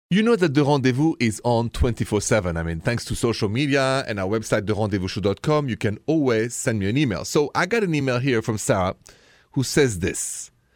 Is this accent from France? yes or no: yes; France; accent: French; English is a second language; moved away; me with my French accent